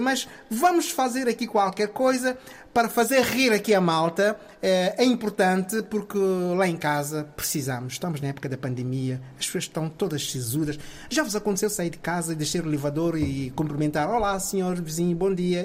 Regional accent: São Tomé & Príncipe; moved away; eu sou de São Tomé e Príncipe, origem

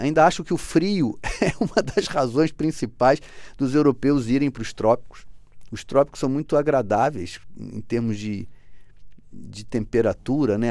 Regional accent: Brazil; now in Portugal

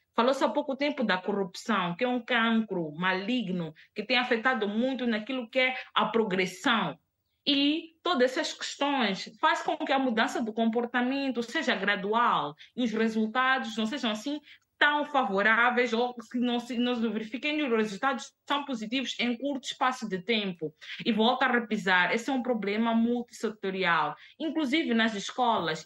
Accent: Mozambique; A nossa língua oficial em Moçambique é, a, é, é, é o português

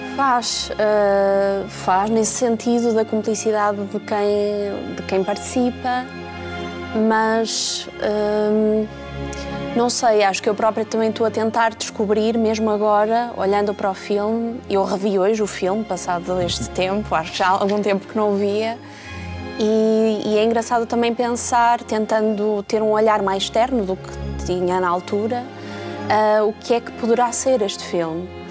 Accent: Bragança, Norte, Portugal; Eu sou de Bragança, não sou de, do Oeste

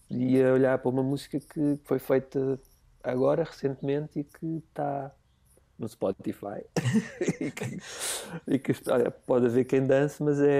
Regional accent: Parede, Lisbon, Portugal; na, na, parede, sou da linha de Cascais.

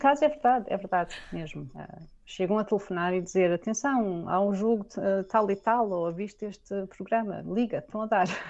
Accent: Portugal; moved away as an adult; now in Augsburg, Germany; eu sou portuguesa

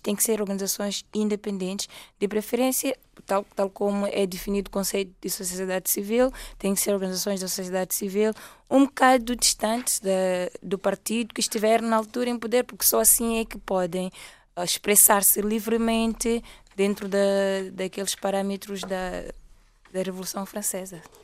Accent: Mozambique; moved away as an adult; now in Portugal; eu sou moçambicana e estou cá por formação

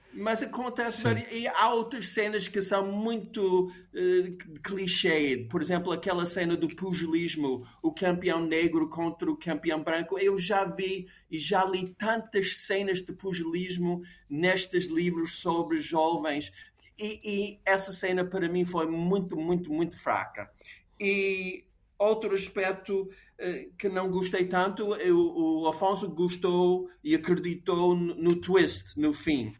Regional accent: United States; moved away; Eu cresci num país, numa América muito segregada

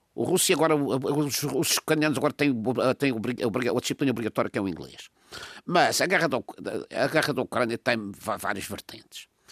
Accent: Madeira, Portugal; madeirense que sou

